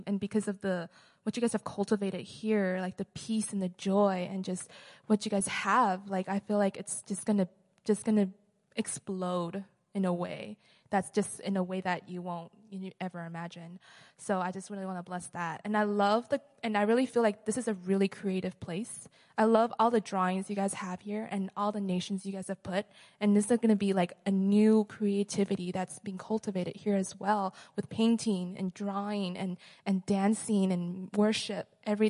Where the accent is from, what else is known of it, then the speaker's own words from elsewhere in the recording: Mexico; I'm originally from Mexico. I'm a second year student as well.